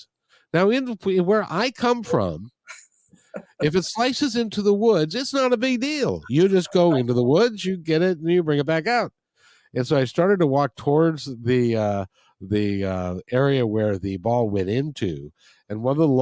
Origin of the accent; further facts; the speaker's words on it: Seattle, Washington, United States; I'm from Seattle